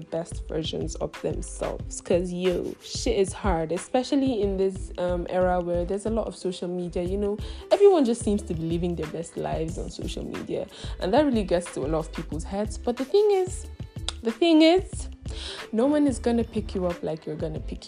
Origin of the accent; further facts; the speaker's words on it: Nigeria; I come from Nigeria. Yeah, that's where I'm from, and I'm Igbo by tribe